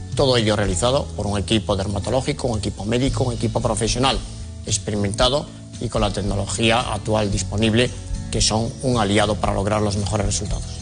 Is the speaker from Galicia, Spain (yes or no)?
yes; Lugo, Galicia, Spain; born or raised there; accent: Galician; now in Madrid, Spain